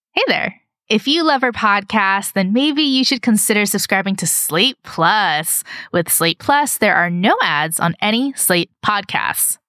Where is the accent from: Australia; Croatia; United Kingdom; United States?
United States; California; we are also California brands